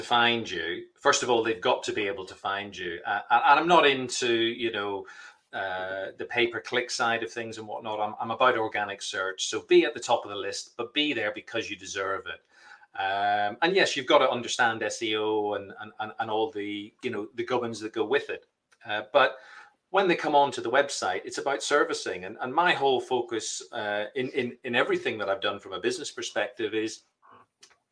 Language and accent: English; Belfast, Northern Ireland, United Kingdom; I'm from Belfast